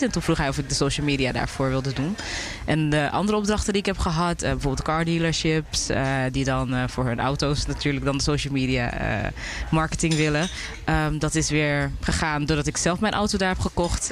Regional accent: Amsterdam, North Holland, Netherlands; now in Curaçao; Ik ben wel geboren in Amsterdam, maar ouders komen uit Suriname.

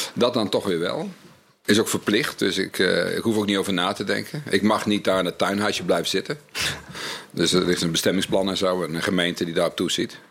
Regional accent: North Brabant, Netherlands; ik kom uit Brabant

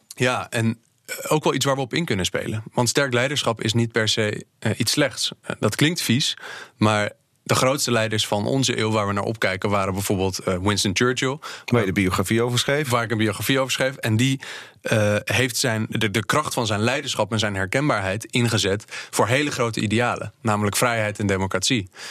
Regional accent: Netherlands; wij als Nederlanders en Europeanen

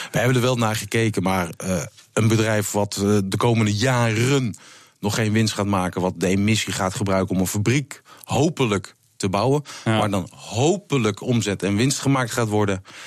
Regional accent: Netherlands; als Nederlander

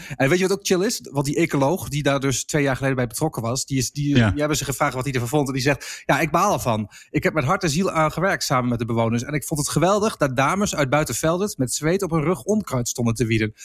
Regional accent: Enschede, Overijssel, Netherlands; moved away; ik kom uit Enschede

